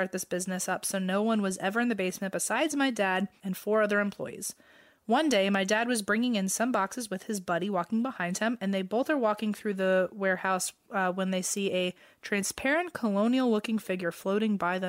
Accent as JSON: {"language": "English", "town": "Quad Cities", "country": "United States", "tie": "born or raised there", "said": "I grew up in the Quad Cities. So two cities in Illinois and two cities in Iowa."}